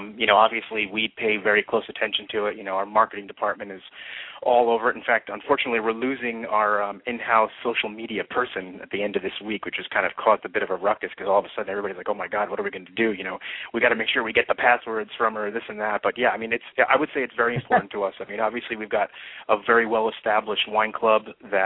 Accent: Newburgh, New York, United States; also born or lived in Brooklyn, New York / Queens, New York; I grew up mostly in Newburgh, New York, which is about 50 miles north of the city

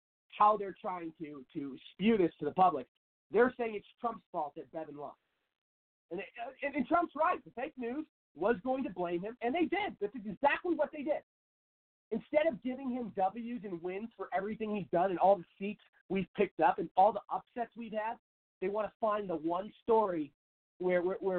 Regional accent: Seattle, Washington, United States; moved away as an adult; now in Phoenix, United States; I grew up in Seattle.

